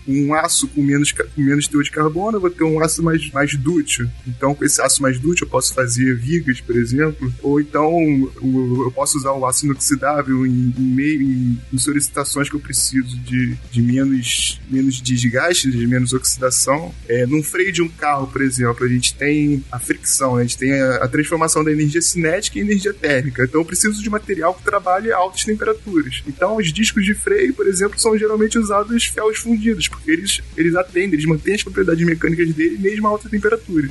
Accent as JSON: {"language": "Portuguese", "town": "Niterói", "region": "Rio de Janeiro", "country": "Brazil"}